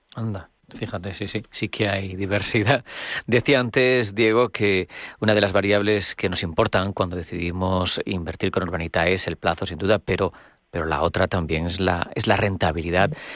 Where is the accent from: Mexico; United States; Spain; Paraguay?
Spain; los españoles somos los europeos con mayor tasa de ahorro